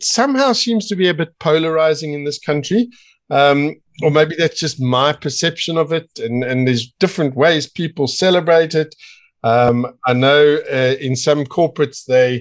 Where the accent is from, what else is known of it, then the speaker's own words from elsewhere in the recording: South Africa; also born or lived in Midrand; I spout off everywhere I can about being a South African